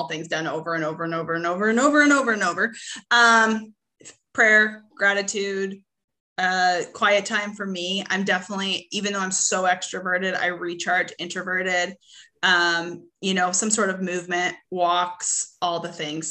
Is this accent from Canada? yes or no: yes; Canada; now in Arkansas, United States; I'm originally from Canada